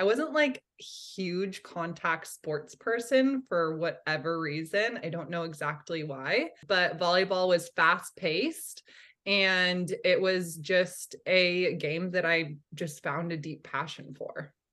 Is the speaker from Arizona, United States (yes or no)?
no; Santa Cruz, California, United States; I grew up in Santa Cruz, California